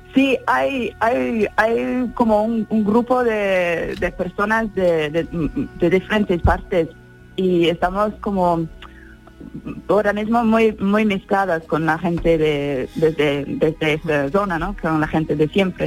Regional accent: England, United Kingdom; now in Valle de Lecrín, Spain; Yo soy de, Inglaterra

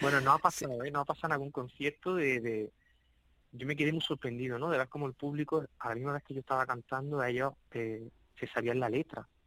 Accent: Andalusia, Spain; Yo soy de un pequeño municipio, de hecho, eh, eh, cuatro de los cinco integrantes somos de Ciñano que es un municipio que ya linda con la provincia de, Granada

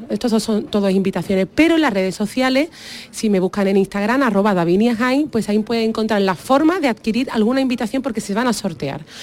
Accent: Jerez de la Frontera, Andalusia, Spain; yo soy de Jerez de la Frontera

